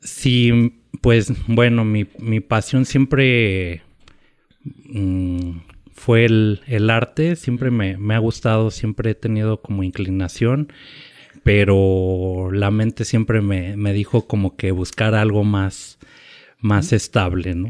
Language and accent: Spanish; Mexico City, Mexico; moved away as an adult; now in Oaxaca, Mexico; nací me criaron en la Ciudad de México